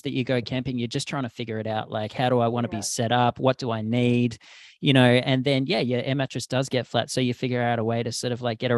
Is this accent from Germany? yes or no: no; Australia; moved away as an adult; growing up in Australia